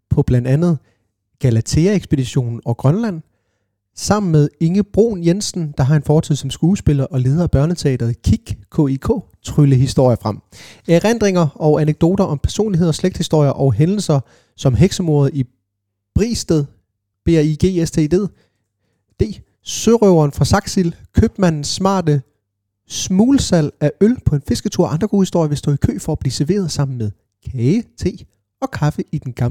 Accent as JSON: {"language": "Danish", "country": "Denmark", "said": "det gjorde jeg også i Kærte, hvor jeg kommer fra."}